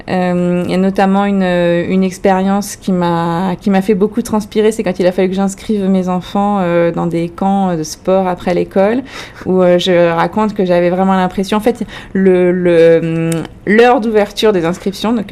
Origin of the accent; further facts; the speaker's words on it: France; accent: French; excusez euh, mon français ou mon accent français.